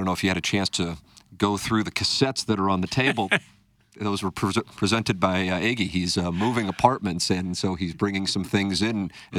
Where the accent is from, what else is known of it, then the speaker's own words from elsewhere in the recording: St. Louis, Missouri, United States; I know my favorite haunts growing up in South City. I had a lot of them near me.